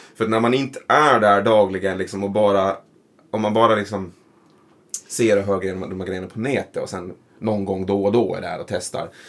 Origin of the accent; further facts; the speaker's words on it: Föglö, Åland, Åland Islands; also born or lived in Mariehamn; jag är, är från Fögle, heter det. Mm. Och det är ju liksom en av de här skärgårdskommunerna då